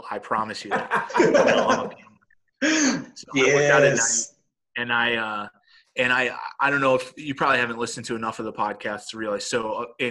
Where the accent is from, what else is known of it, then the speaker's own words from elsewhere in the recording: Dallas, Texas, United States; moved away; This is where I grew up in Dallas.